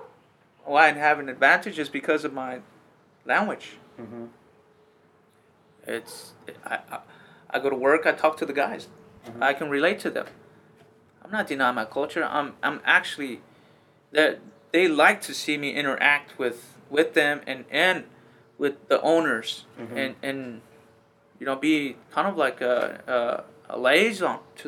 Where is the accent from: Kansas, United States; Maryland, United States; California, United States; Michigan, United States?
California, United States; I grew up in the valley, picking grapes, picking tomatoes, pruning the fields